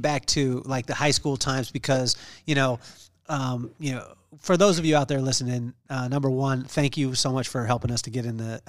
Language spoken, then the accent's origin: English; Lompoc, California, United States; I'm from Lompoc. And so Lompoc, California